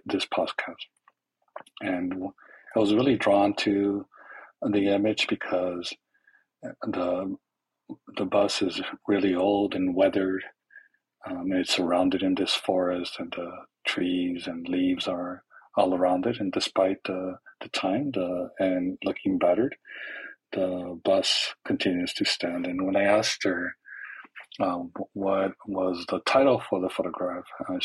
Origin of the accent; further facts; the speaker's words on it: Los Angeles, California, United States; I was born and raised in East Los Angeles to immigrant parents from Mexico